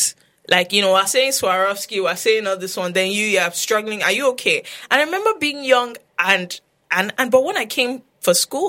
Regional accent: London, United Kingdom; born there; You know the thing, I wish because I was born in London and then I used to go back all the time.

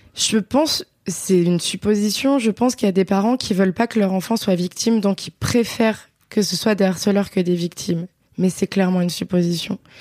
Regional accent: Beaujolais, near Villefranche-sur-Saône, Auvergne-Rhône-Alpes, France; J'ai grandi dans le Beaujolais, un petit village euh, à côté de Villefranche-sur-Saône

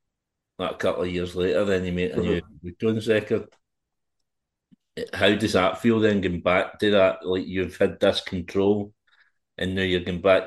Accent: Scotland, United Kingdom; being Scottish, I've been a fan

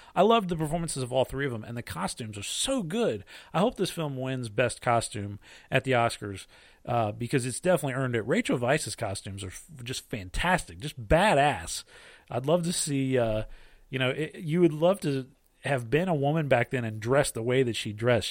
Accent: United States; being an American

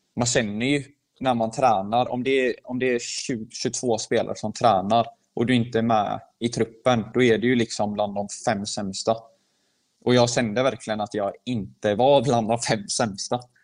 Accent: Sweden; moved away as an adult; now in Heerenveen, Netherlands; jag är född i Sverige

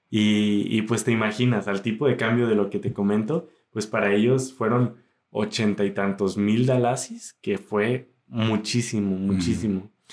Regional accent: Zapotlanejo, Jalisco, Mexico; soy mexicano

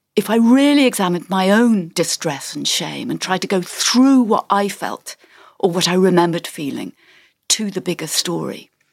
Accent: England, United Kingdom; We were all growing up in England

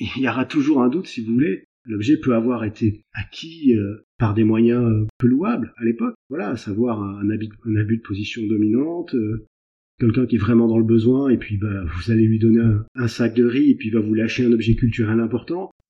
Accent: France; also born or lived in Brittany; je suis français de quarante-quatre ans, en Bretagne

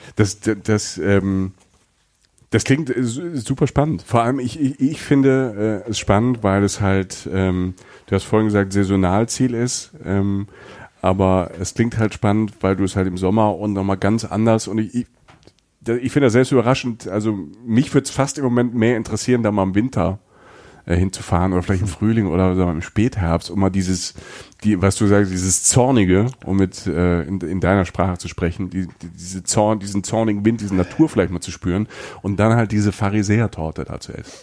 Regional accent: Southern Germany, Germany; ich als ähm, Süddeutscher

